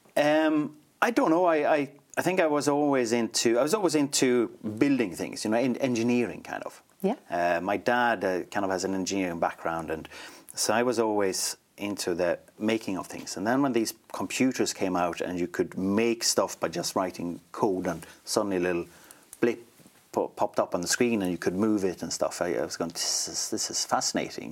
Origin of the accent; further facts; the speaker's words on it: Sweden; moved away as an adult; now in Ireland; I grew up in a small town um, in, in Sweden, right in the middle, right in between Malmö and Stockholm, actually, but near to nowhere